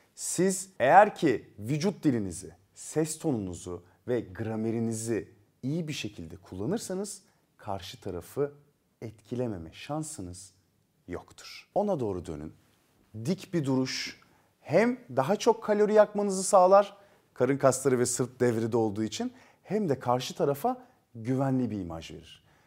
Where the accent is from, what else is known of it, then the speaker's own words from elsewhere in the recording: Turkey; biz Türkler olarak ve Akdenizliler olarak